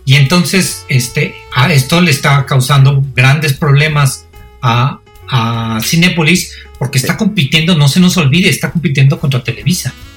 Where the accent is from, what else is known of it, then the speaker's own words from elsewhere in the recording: Mexico; yo soy mexicano